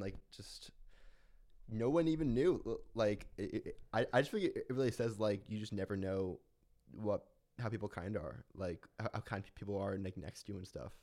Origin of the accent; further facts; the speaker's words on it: Philadelphia, Pennsylvania, United States; moved away; I wanna be connected to my hometown